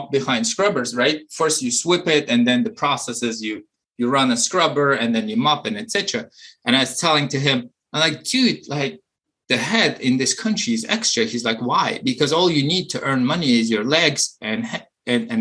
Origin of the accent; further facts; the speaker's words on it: Uzbekistan; moved away as an adult; also born or lived in Maryland; now in United States; while I was growing up in Uzbekistan